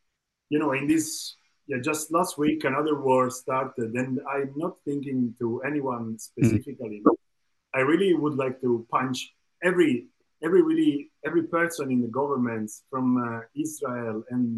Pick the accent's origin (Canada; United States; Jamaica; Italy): Italy; Sicily; English is a second language; now in Bologna, Italy; I'm from Sicily